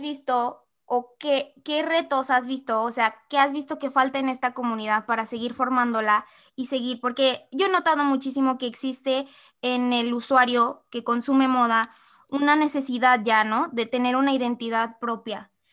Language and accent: Spanish; Mexico; como mexicanos también nos falta esto de aceptar